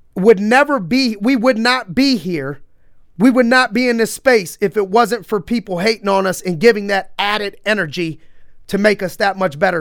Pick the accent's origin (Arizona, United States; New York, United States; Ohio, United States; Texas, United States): Ohio, United States; Youngstown; growing up in Youngstown